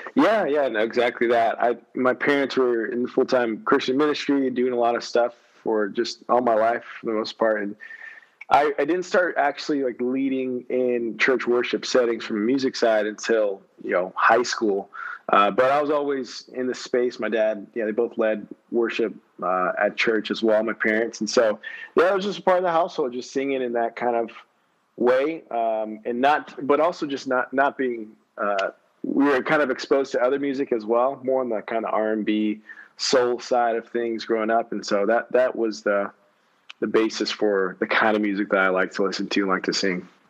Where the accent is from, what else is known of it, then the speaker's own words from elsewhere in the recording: San Antonio, Texas, United States; also born or lived in Houston, Texas; grew up in San Antonio